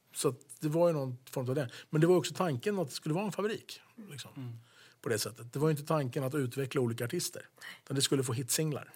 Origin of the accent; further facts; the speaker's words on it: Sweden; also born or lived in United States; jag var svensk